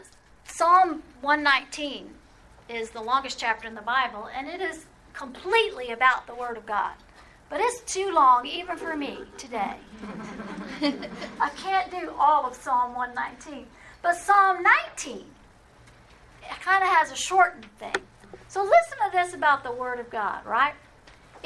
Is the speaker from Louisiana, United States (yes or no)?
yes; New Orleans, Louisiana, United States; Growing up in New Orleans